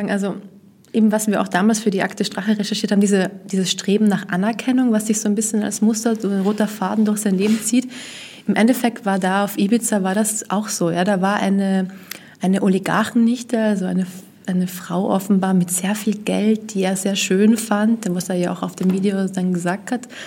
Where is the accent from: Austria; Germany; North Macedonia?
Austria; als Österreicherin kennt man diese ganzen Geschichten da mit den vier Bier